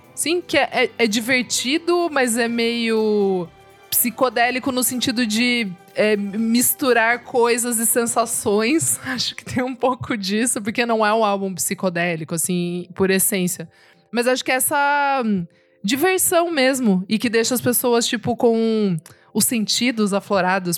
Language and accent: Portuguese; Sorocaba, São Paulo, Brazil; que sou de Sorocaba também, interior